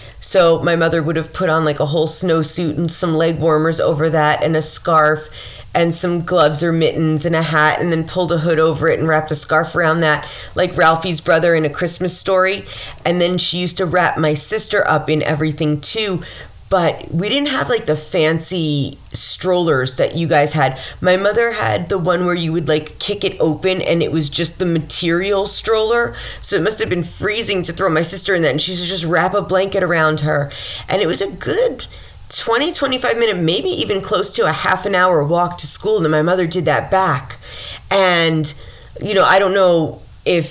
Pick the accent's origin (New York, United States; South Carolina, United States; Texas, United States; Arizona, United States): New York, United States; Mount Vernon; growing up in Mount Vernon, a lot of people like got married to Mount Vernon people